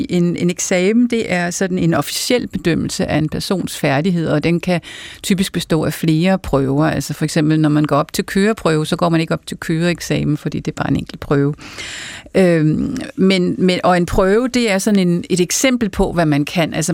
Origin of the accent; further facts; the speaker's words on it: Farum, Capital Region of Denmark, Denmark; jeg kommer fra Farum